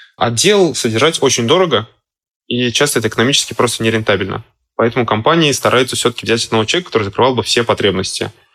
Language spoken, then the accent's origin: Russian; Saint Petersburg, Russia; Я сам из Петербурга